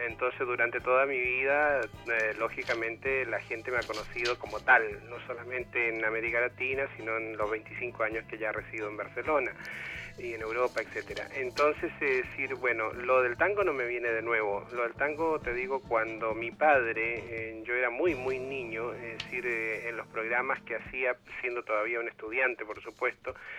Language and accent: Spanish; Chile; los que nacimos en Chile